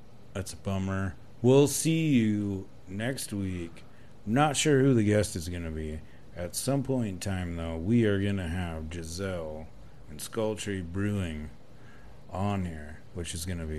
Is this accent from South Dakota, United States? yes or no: yes; South Dakota, United States; now in Casper, United States; I'm from South Dakota